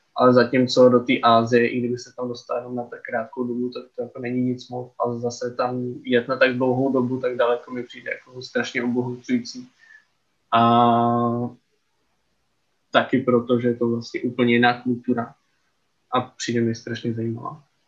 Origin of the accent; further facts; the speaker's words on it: Czechia; my jako Češi